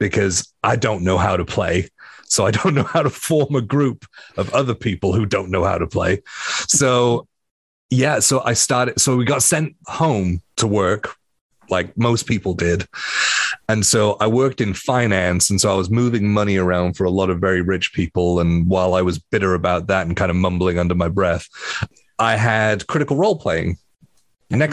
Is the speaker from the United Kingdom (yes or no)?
yes; Wales, United Kingdom; I grew up in Wales. We have a giant red dragon on our flag